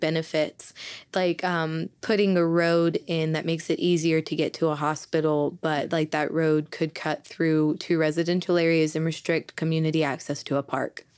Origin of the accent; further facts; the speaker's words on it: Southeastern Oklahoma, United States; I was born and raised in Southeastern Oklahoma